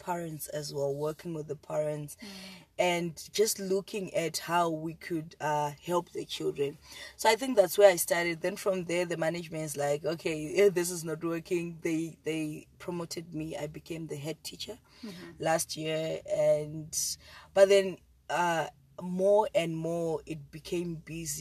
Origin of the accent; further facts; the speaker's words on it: Zimbabwe; now in South Africa; I'm from Zimbabwe